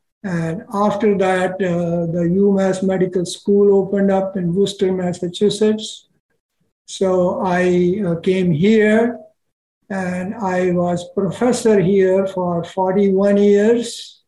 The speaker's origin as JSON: {"language": "English", "country": "India", "tie": "born there", "also_born_or_lived": "Pakistan", "said": "Sure, I was born in India, and at that time I was 11 years of age when it got divided into India and Pakistan. And then there was a Holocaust of Hindus in Pakistan, and me and my family happened to live there at that time."}